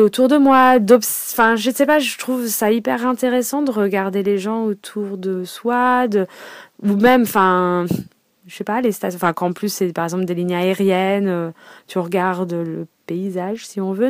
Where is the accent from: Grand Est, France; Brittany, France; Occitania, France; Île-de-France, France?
Île-de-France, France; Paris; je suis parisienne donc bon maintenant banlieusarde hein, euh, donc avant, quand j'étais euh, ado, euh, forcément, je prenais tout le temps le métro